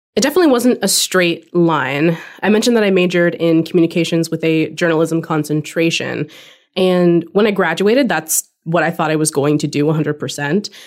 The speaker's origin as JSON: {"language": "English", "region": "California", "country": "United States", "tie": "born or raised there", "also_born_or_lived": "Washington", "moved": "as an adult", "said": "I was born and raised in California"}